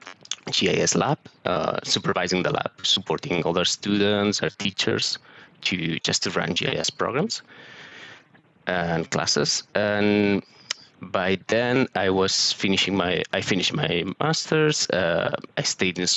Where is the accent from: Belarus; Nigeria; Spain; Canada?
Spain; Barcelona, Catalonia; moved away; also born or lived in Southampton; I'm originally from Barcelona, so I studied geography in the University of Barcelona